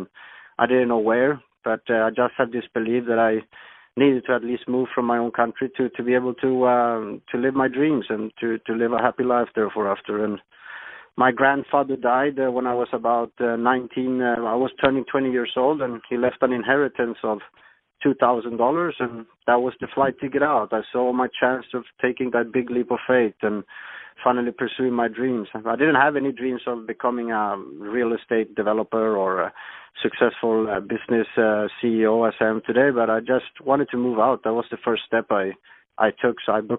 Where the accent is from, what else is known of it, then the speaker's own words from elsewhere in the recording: Sweden; moved away; also born or lived in Thailand; I'm originally from Sweden, Scandinavia, and I wasn't very happy over there.